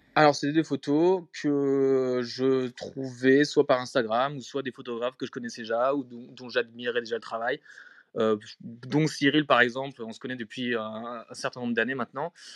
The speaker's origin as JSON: {"language": "French", "town": "Strasbourg", "region": "Grand Est", "country": "France", "tie": "born or raised there", "also_born_or_lived": "Paris / Berlin / Sweden", "moved": "as an adult", "lives_now": "Stockholm, Sweden", "said": "j'ai grandi à Strasbourg euh, et après je suis venu à Paris quand j'avais 20 ans"}